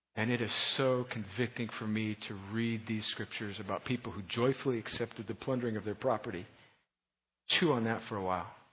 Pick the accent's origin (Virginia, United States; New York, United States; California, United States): California, United States; Southern; I'm from Southern California